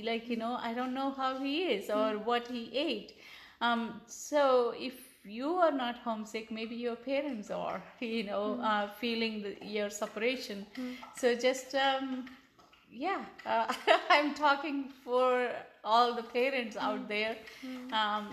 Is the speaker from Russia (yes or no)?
no; India; first language Telugu; English is a second language; moved away as an adult; also born or lived in New Delhi; now in San Diego, United States; nobody knew my mother tongue. It was Telugu